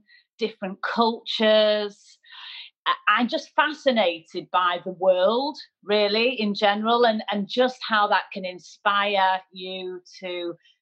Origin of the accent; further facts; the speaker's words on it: Manchester, North West England, United Kingdom; moved away as an adult; I'm a northerner, I'm a Mancunian